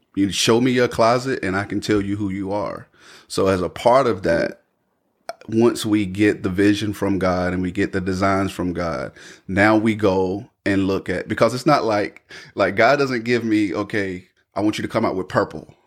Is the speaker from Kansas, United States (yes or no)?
no; Raeford, North Carolina, United States; born and raised in Rayford, North Carolina. I still reside here in Rayford, North Carolina